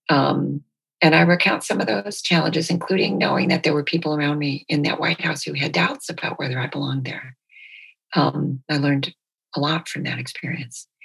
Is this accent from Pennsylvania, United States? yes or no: no; Detroit, Michigan, United States; born there; It never occurred to me that I was born in Detroit. It never occurred to me that my family and I were anything but Americans with this Bolivian heritage.